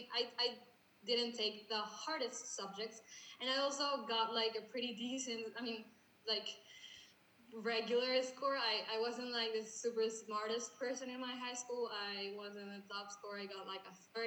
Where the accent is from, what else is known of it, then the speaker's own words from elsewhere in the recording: Mexico; English is a second language; we're from Mexico